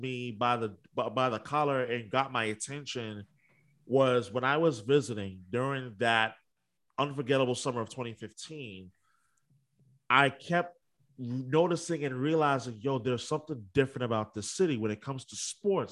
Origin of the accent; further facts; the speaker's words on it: New York, United States; moved away as an adult; now in Boston, United States; I'm originally from New York